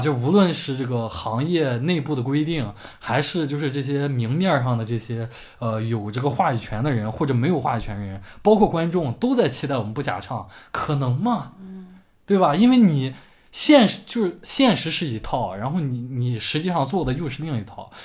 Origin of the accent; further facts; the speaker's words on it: China; 我作为一个中国人